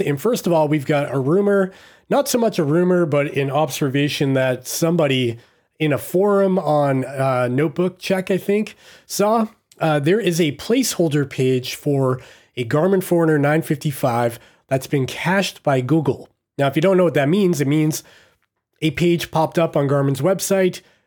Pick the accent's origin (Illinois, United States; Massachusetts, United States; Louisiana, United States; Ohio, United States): Massachusetts, United States; I'm from Massachusetts myself